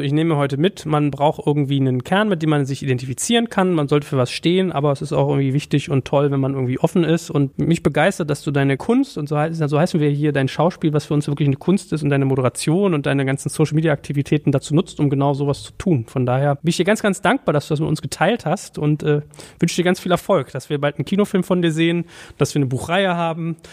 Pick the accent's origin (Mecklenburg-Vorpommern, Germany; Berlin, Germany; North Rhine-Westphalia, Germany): Berlin, Germany; ich komme aus Wimmersdorf. Das ist in Berlin